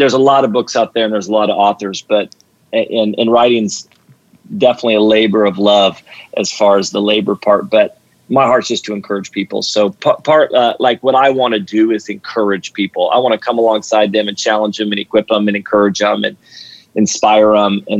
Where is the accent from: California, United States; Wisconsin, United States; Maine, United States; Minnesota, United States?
California, United States; Redding; now in Sacramento, United States; born and raised in Redding